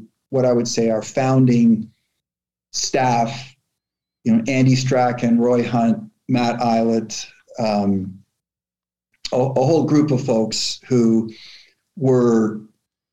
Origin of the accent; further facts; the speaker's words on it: Toronto, Ontario, Canada; Growing up in Canada